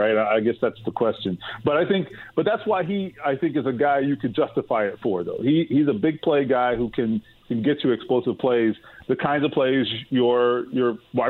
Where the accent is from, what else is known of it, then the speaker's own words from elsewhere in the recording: Miami, Florida, United States; I'm from Miami.